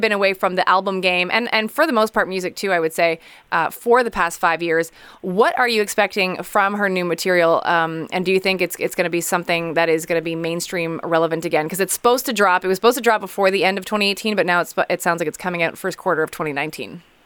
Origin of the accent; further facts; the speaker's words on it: Montreal, Quebec, Canada; we are both from Montreal